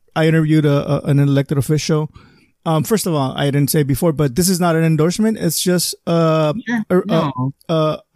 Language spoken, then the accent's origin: English; Calexico, California, United States; growing up in Calexico